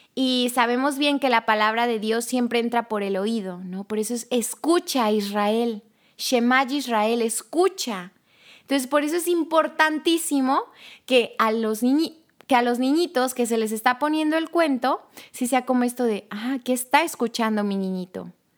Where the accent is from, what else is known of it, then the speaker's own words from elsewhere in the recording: Tuxtla Gutiérrez, Chiapas, Mexico; yo soy de Tuxtla Gutiérrez, Chiapas